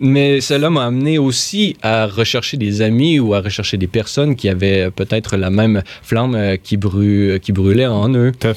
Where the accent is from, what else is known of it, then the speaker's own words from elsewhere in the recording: Quebec City, Quebec, Canada; moved away as an adult; also born or lived in Rome; à Québec, qui est ma terre natale